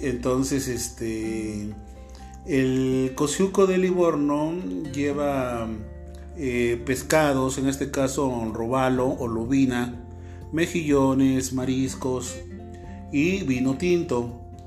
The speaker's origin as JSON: {"language": "Spanish", "country": "Mexico", "said": "aquí en México comemos nopales"}